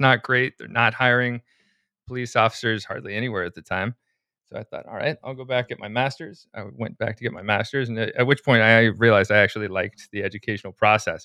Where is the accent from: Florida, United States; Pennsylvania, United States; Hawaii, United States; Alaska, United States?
Alaska, United States; Anchorage; I'm from the suburbs of Anchorage